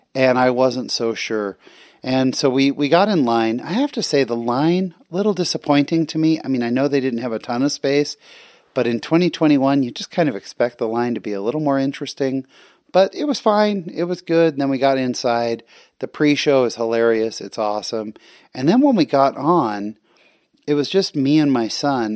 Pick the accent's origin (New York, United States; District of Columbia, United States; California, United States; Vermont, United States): California, United States; now in Utah, United States; I'm actually from California. So I grew up in California